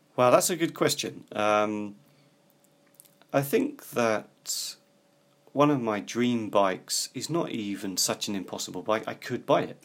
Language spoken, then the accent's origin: English; United Kingdom; I come from Britain, which is an island.